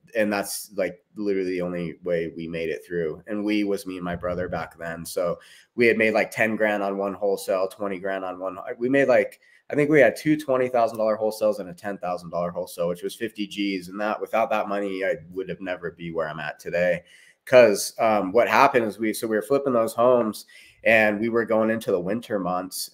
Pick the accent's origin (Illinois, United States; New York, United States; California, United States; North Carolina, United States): California, United States; Tehachapi; moved away as an adult; also born or lived in Bakersfield, California / Portland; now in Utah, United States; I grew up in Tehachapi.